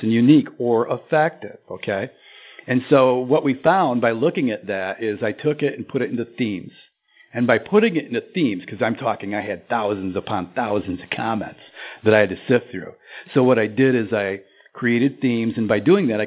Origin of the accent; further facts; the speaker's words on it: Lansing, Michigan, United States; I grew up in Lansing, Michigan